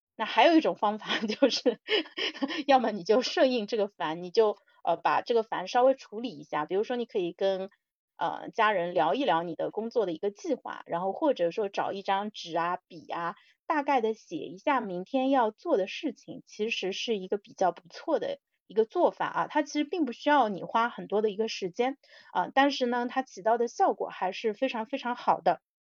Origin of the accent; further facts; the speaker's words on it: China; 我们，中国人